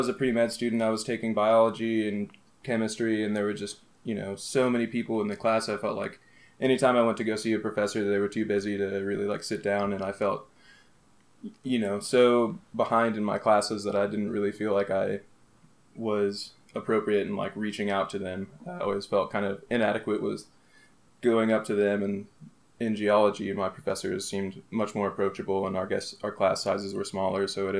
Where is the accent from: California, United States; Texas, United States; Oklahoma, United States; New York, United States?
Oklahoma, United States; Oklahoma City; moved away as an adult; also born or lived in New Mexico; And I grew up in Oklahoma City. I went to school in Oklahoma City for middle school and high school